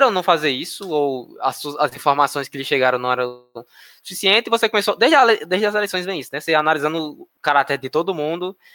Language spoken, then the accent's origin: Portuguese; Northeast Region, Brazil; accent: nordestino; É, eu sou nordestino, é. então eu posso falar. Nasci é. aqui.